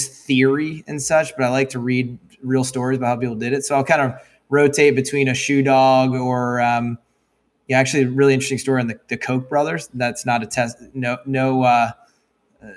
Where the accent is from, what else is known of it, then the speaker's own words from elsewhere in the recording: Annapolis, Maryland, United States; grew up in Annapolis, Maryland.